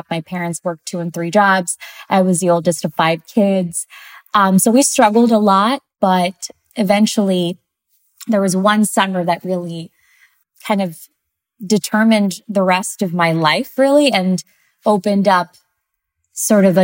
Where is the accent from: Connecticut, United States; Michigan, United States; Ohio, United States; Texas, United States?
Ohio, United States; also born or lived in Santiago, Chile; So, I'm originally from Santiago, Chile. Um, and I grew up in a, a small town in Ohio.